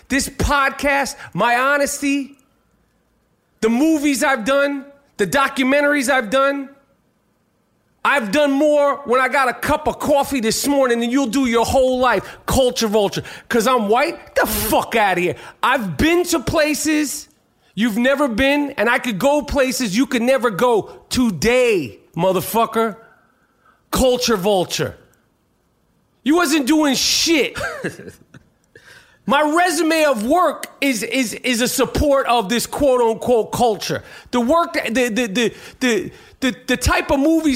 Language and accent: English; New York, United States; as a New Yorker